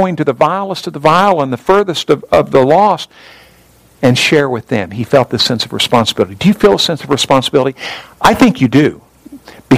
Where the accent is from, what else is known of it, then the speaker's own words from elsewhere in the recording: Whitefish, Montana, United States; moved away; also born or lived in Grangeville, Idaho; Where I grew up in Whitefish, Montana